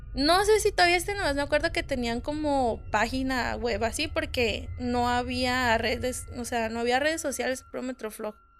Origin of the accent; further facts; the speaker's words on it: Hermosillo, Sonora, Mexico; soy de aquí, de Hermosillo